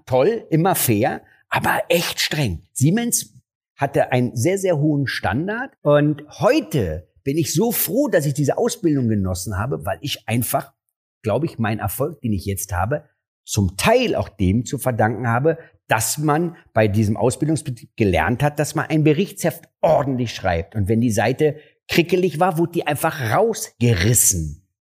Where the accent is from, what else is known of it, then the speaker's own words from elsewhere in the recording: Berlin, Germany; also born or lived in Mariendorf, Berlin / Neukölln, Berlin; Aufgewachsen bin ich in Kreuzberg